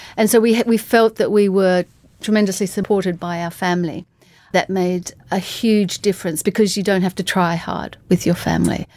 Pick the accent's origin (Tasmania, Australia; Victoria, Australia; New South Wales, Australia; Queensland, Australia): Tasmania, Australia; I'm from Tasmania